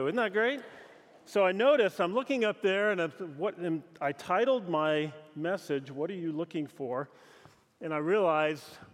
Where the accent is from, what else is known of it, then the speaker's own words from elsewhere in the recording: Pacific Northwest, United States; moved away; also born or lived in Southern California / Los Angeles; growing up in the Pacific Northwest